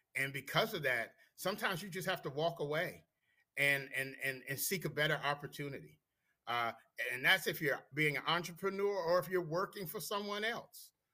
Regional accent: Washington, District of Columbia, United States; born and raised in D.C.

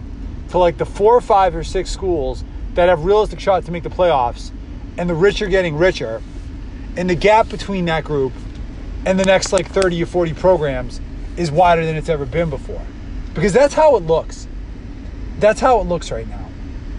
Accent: New England, United States; I've always been an NFL fan growing up in New England

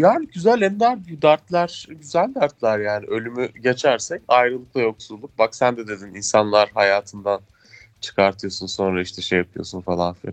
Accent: Ankara, Turkey; biz de işte Ankaralılar olarak Bozkır'da yaşıyoruz.

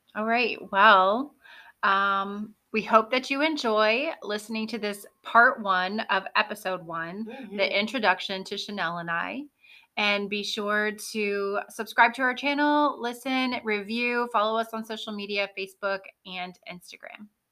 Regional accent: Florida, United States; I'm a native Floridian, third generation

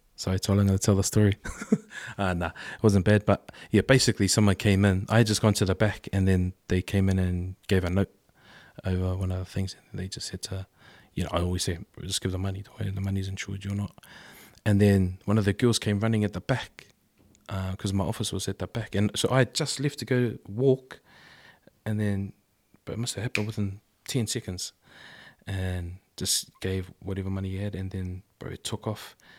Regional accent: Auckland, New Zealand; I grew up in Avondale, and then, um, and then I went to Carlston

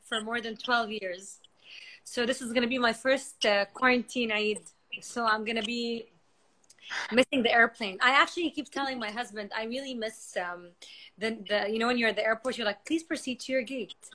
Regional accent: Saudi Arabia; moved away as an adult; now in Kuwait; I'm from Saudi and she's I'm married to someone from Kuwait. So we're both far away from home

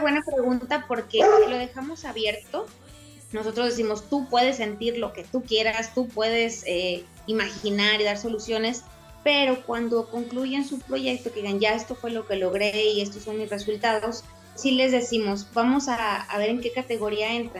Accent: Tampico, Tamaulipas, Mexico; moved away as an adult; also born or lived in Mexico City; now in Monterrey, Mexico; nací en Ciudad de México, pero toda mi vida crecí en Tampico y desde hace 12 años vivo en Monterrey

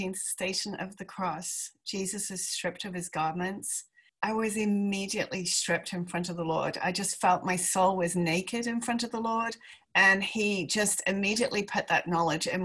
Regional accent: England, United Kingdom; moved away as an adult; also born or lived in Palm Beach, United States; I am English

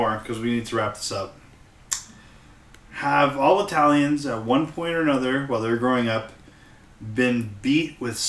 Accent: Markham, Ontario, Canada; I grew up in Markham.

